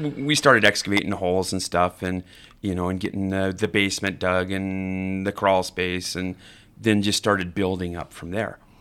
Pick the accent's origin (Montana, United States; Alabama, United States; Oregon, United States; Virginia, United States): Montana, United States; Billings; also born or lived in Idaho; grew up in Billings, too. So back and forth. I, I went to school in, in Idaho, as well as Billings, and then graduated from senior here